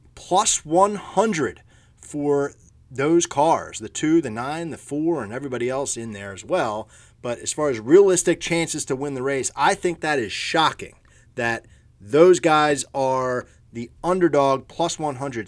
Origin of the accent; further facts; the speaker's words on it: Philadelphia, Pennsylvania, United States; I'm from Philadelphia